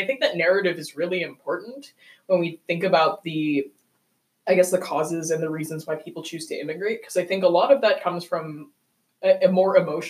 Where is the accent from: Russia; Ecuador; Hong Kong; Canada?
Hong Kong; now in Rochester, United States; I am a queer woman of color. I identify as Asian, I guess. I grew up in Hong Kong.